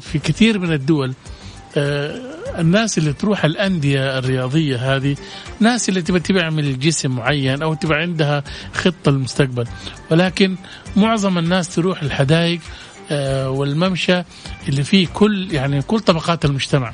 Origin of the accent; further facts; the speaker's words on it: Jeddah, Makkah Province, Saudi Arabia; عندنا في جدة